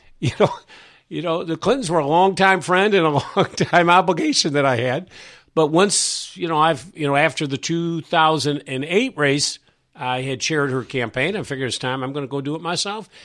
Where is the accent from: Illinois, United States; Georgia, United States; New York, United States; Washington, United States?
New York, United States; moved away as an adult; also born or lived in Syracuse; now in Virginia, United States; I was from New York.